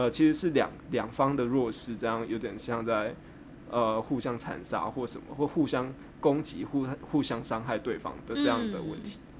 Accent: Taiwan; 呃然后我还是跟他很坚持跟他说我是台湾人啊。

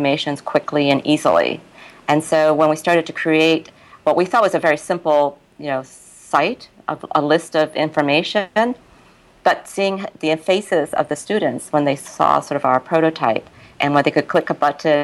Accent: New York, United States; moved away as an adult; also born or lived in Japan / Tokyo / Hong Kong; I was here, also in New York, my hometown essentially

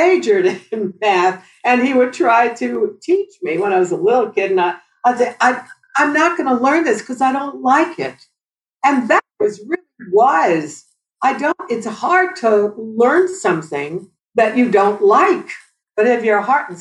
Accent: New York, United States; also born or lived in New Jersey; born in New Jersey, and I grew up in New York

